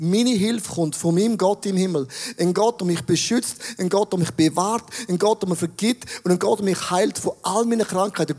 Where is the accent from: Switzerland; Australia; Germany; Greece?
Switzerland; als Schweizer